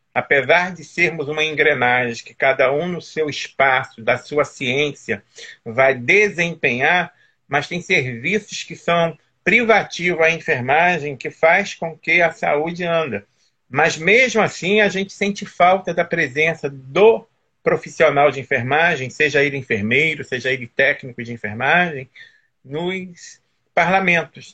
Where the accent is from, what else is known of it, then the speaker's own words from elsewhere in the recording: Teresópolis, Rio de Janeiro, Brazil; moved away; E eu sou aí de Teresópolis, né, natural de Teresópolis, minha família mora toda aí